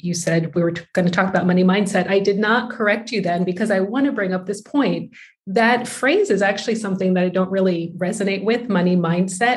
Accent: United States; moved away as an adult; now in Netherlands; I'm from the United States, but my husband is Dutch

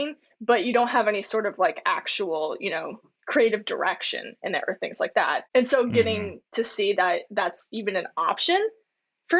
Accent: Florida, United States; when I was growing up in Florida, I was a theater kid big time.

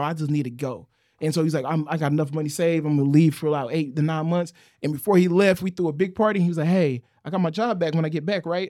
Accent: New Bern, North Carolina, United States; I'm from New Bern, North Carolina, bro. I lived in the trailer parks.

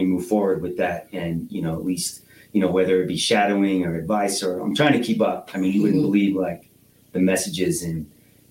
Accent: Northwest Ohio, United States; also born or lived in Cedar Rapids, Iowa; my parents divorced, moved here in 93

